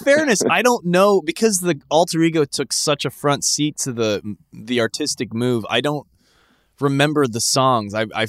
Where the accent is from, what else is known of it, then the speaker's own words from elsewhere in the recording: Mississippi, United States; We're from Mississippi. It's your birthright, baby.